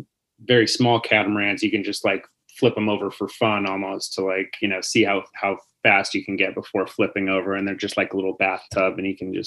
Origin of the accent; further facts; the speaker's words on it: San Diego, California, United States; I'm from San Diego